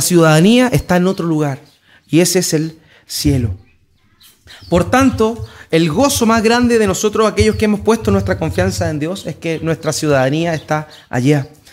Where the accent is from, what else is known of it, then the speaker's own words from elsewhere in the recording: Antofagasta, Chile; Estamos en Antofagasta, nos consideramos antofagastinos, yo igual me considero antofagastino.